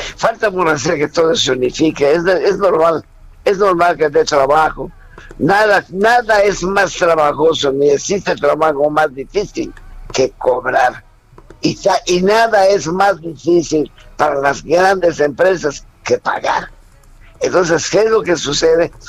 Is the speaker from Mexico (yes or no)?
yes; Mérida, Yucatán, Mexico; a los 12 años comienzo a trabajar en Mérida, Yucatán, con un grupo infantil con un grupo de puros muchachos de mi edad